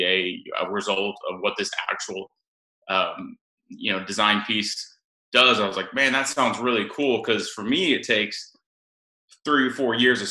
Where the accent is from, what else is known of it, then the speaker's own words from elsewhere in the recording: Oklahoma, United States; growing up in Oklahoma